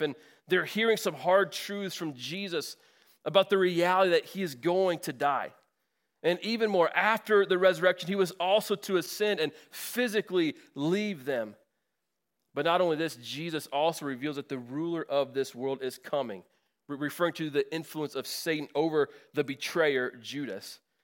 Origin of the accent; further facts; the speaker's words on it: Northwest Indiana, United States; moved away; I'm from Northwest Indiana, so the, the greater Chicago area.